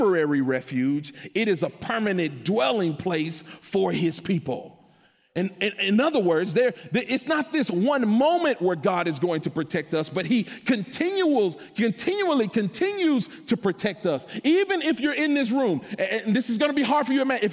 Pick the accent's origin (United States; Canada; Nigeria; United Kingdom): United States; Memphis, Tennessee; I grew up in Memphis